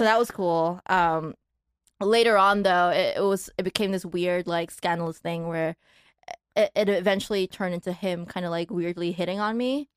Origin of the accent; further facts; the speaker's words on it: Malaysia; moved away as an adult; also born or lived in Taiwan / New York, United States; now in Los Angeles, United States; grew up in Malaysia